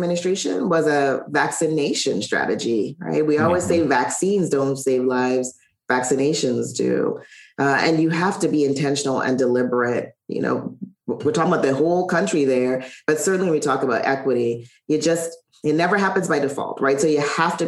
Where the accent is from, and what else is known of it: Charlotte Amalie, U.S. Virgin Islands; born or raised there; moved away